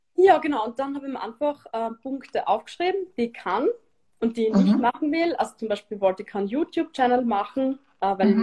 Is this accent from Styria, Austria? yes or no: yes; Styria, Austria; moved away; also born or lived in Vienna; ich bin gebürtige Steirerin und ich habe lang in Wien gelebt